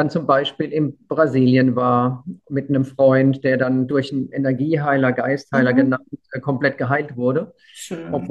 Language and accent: German; Weinheim, Baden-Württemberg, Germany; ich komme aus der Heidelberger Gegend und. Ein Kurpfälzer. Kurpfälzer, genau. Eigentlich Weinheimer und ja.